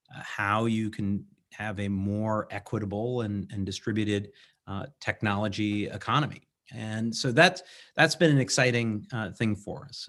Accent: Vermont, United States; got elected to the legislature from my hometown

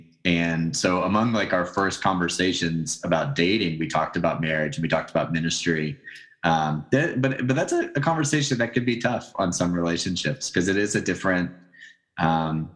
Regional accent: Tennessee, United States; I'm from Tennessee

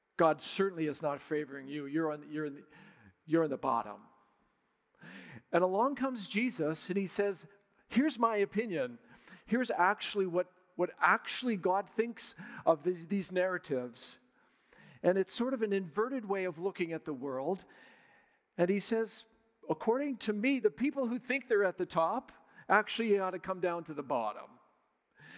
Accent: Surrey, British Columbia, Canada; moved away; This is home for me. I grew up in Surrey

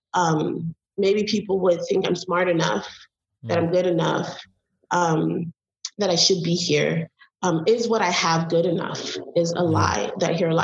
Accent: Belize; now in United States; I'm from Belize

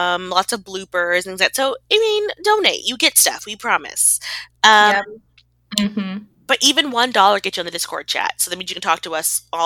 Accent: Texas, United States; as a Texan

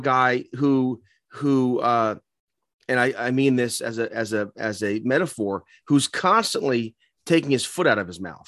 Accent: New York, United States; we're from New York

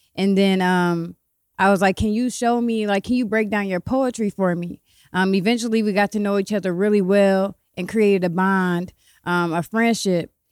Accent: Columbus, Ohio, United States; also born or lived in Cleveland, Ohio; I'm from Columbus, Ohio. I've been living back and forth between Cleveland and Columbus my whole life

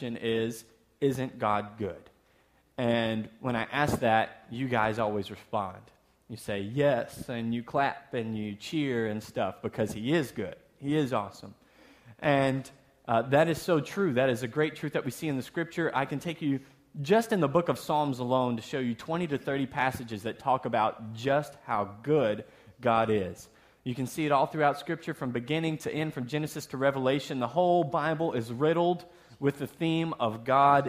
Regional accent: the South, United States; moved away; also born or lived in Texas; I'm from the South, so we say soda

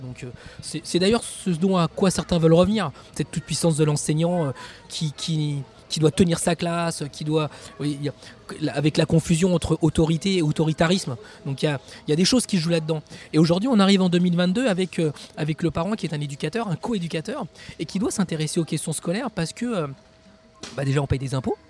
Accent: Champigny-sur-Marne, Île-de-France, France; j'ai grandi à Champigny-sur-Marne

